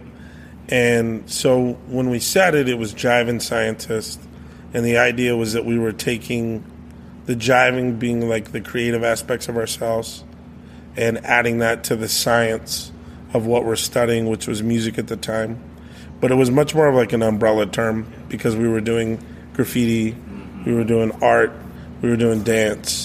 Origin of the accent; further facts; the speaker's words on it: Gallup, New Mexico, United States; also born or lived in Oklahoma; I grew up mostly in Gallup, New Mexico